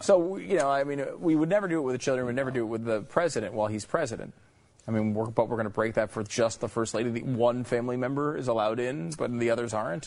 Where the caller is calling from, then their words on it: Pennsylvania, United States; I'm calling from Pennsylvania.